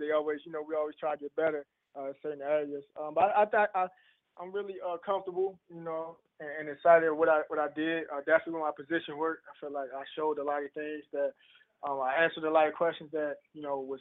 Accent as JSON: {"language": "English", "town": "Baltimore", "region": "Maryland", "country": "United States", "tie": "born or raised there", "also_born_or_lived": "Kansas", "moved": "yes", "said": "My hometown is Baltimore, Maryland."}